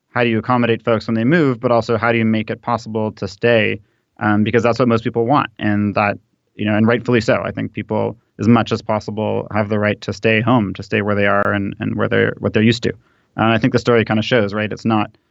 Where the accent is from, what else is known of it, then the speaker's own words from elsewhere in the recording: Canada; I was born in Canada, but my mother immigrated from Guatemala.